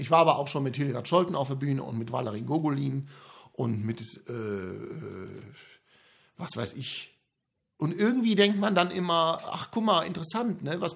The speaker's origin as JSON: {"language": "German", "country": "Germany", "tie": "born or raised there", "said": "Ja, ne, ich bin ja mit Comedy in Deutschland aufgewachsen."}